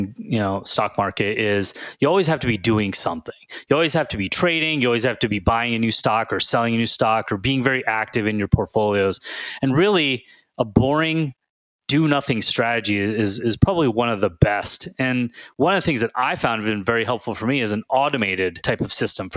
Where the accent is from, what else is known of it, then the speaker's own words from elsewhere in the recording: Houston, Texas, United States; when I was growing up in Houston